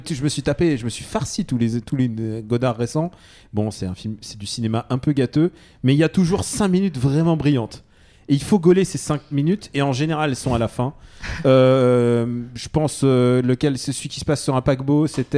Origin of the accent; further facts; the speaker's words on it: France; Je suis russe. Enfin, je suis né en France, mais, mais, je, suis, mais je suis russe de cœur